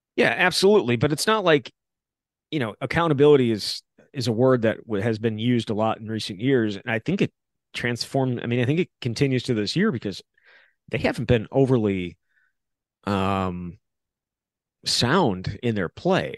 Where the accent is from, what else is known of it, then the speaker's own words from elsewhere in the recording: Wisconsin, United States; growing up in Wisconsin